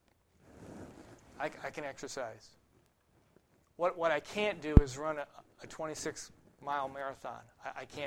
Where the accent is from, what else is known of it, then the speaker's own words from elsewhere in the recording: Ohio, United States; growing up in Ohio